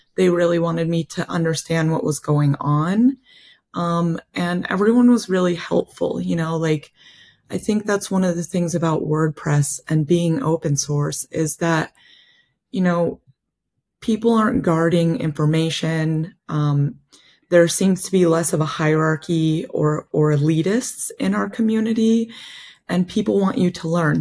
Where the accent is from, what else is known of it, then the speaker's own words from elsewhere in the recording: Kent, Ohio, United States; moved away as an adult; also born or lived in Northwest Spain; my hometown in Kent, Ohio